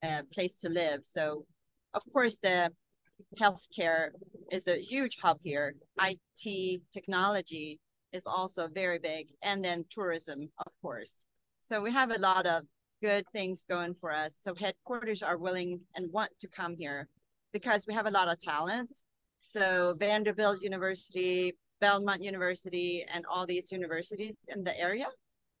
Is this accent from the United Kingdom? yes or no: no; Sweden; moved away as an adult; also born or lived in South Korea; now in Nashville, United States; I was born in South Korea, but I grew up in Sweden. So I came here in 1998